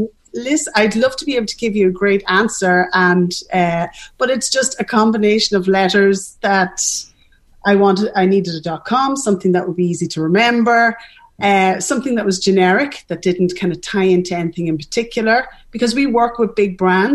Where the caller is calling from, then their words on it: Dublin, Leinster, Ireland; So it does, you know, we're dialing in from Dublin, and you know somebody has a lovely thing to say about Ireland